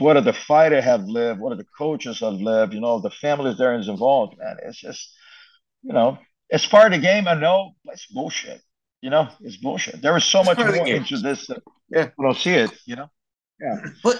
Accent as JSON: {"language": "English", "country": "Brazil", "said": "when I came from Brazil, a top team, and let's go back to the 1991."}